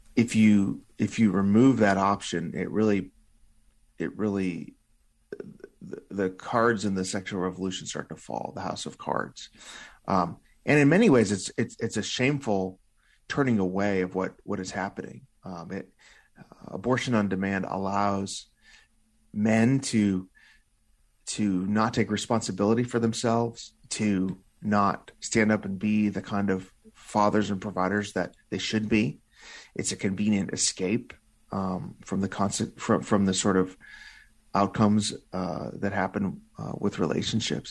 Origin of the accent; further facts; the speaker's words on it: Illinois, United States; my home state of Illinois